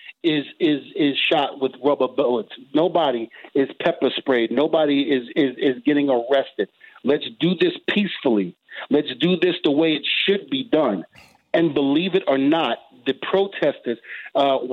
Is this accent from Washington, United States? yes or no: no; New York City, New York, United States; me growing up in Brooklyn, you know, New York, in the projects